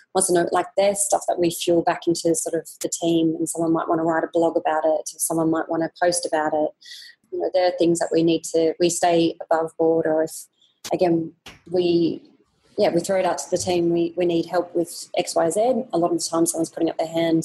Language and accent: English; Australia; moved away as an adult; now in Singapore; the life that we had when we were growing up in Australia